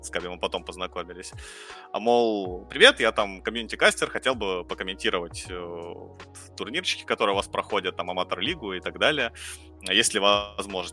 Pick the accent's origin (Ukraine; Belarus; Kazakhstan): Ukraine; Dnipro, Dnipropetrovsk Oblast; moved away as an adult; also born or lived in Kyiv; now in Moscow, Russia; Я же сам как бы украинец, вот, из Украины. А, жил большую часть жизни в Днепропетровске.